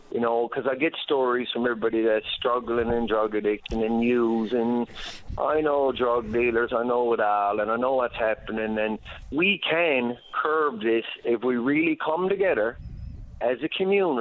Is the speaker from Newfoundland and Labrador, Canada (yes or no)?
yes; St. John's, Newfoundland and Labrador, Canada; also born or lived in Ontario; now in Newfoundland, Canada; I grew up on Shea Heights and went away to Ontario